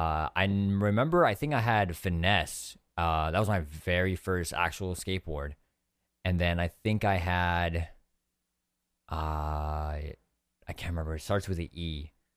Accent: San Diego, California, United States; I grew up in, uh, California, like in San Diego for my whole life

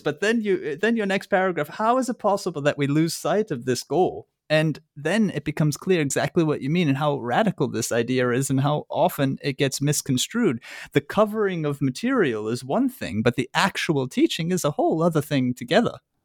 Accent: Massachusetts, United States; moved away as an adult; now in Germany; I, I grew up in Massachusetts and did most of my education there

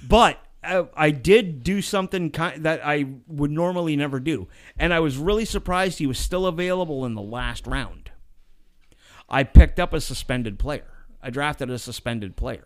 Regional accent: Pennsylvania, United States; I was born and raised in Pennsylvania

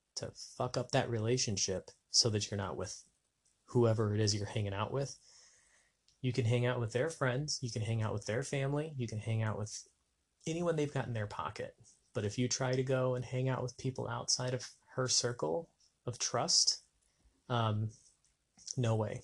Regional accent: New Mexico, United States; moved away as an adult; also born or lived in Las Vegas; my hometown in New Mexico

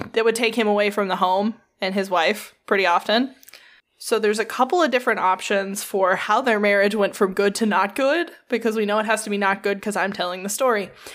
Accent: United States; I'm American and not German

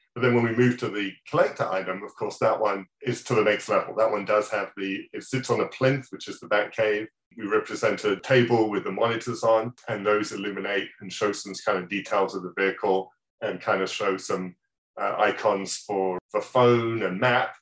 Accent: England, United Kingdom; moved away; back in my hometown, back in England

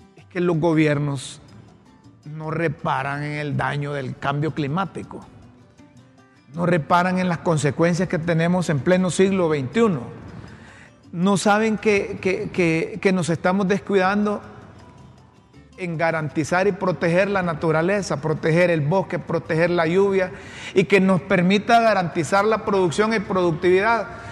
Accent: Honduras; como hondureño

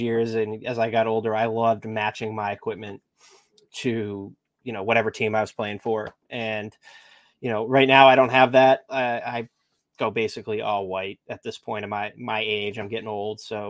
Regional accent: Nashua, New Hampshire, United States; My high school mascot was the Purple Panthers from Nashua, New Hampshire

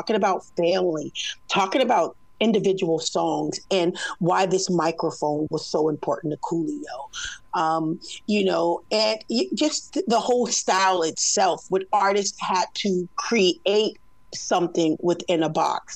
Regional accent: West Coast, United States; I'm from the West Coast

